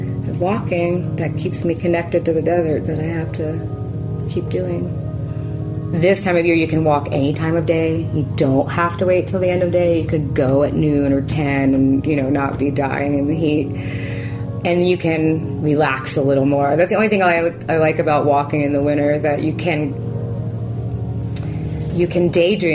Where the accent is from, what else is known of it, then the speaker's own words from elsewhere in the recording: Philadelphia, Pennsylvania, United States; now in Yucca Mesa, United States; I'm from Philly